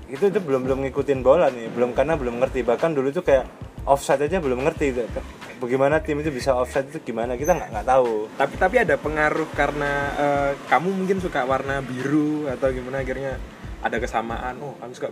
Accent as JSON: {"language": "Indonesian", "town": "Surabaya", "region": "East Java", "country": "Indonesia", "said": "Jadi kita ini orang Surabaya."}